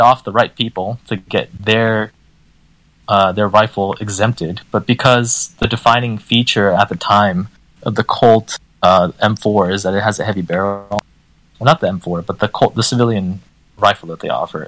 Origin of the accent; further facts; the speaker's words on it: D.C., Maryland side of Washington, United States; moved away; I grew up in a restrictive state